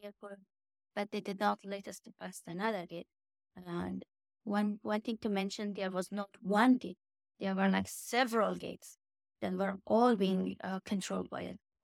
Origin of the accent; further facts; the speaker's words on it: Afghanistan; moved away as an adult; now in United States; when I was growing up in Afghanistan